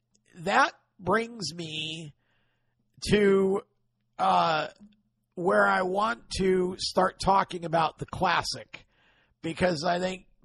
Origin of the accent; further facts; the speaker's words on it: Oswego, New York, United States; As a racer growing up in Oswego in the 70s